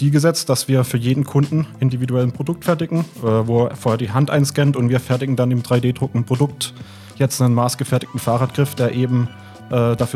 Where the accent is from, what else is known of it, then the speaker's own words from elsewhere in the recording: Heilbronn, Baden-Württemberg, Germany; now in Stuttgart, Germany; ursprünglich äh, äh, komme ich aus Heilbronn, bin dann zum Studium nach Stuttgart gekommen und bin seitdem hier, habe mich in die Stadt verliebt.